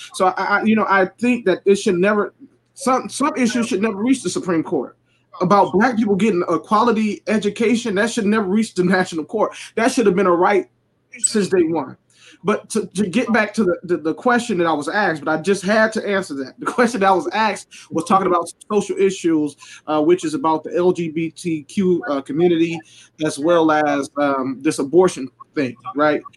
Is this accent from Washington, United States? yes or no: no; Detroit, Michigan, United States; I'm from Detroit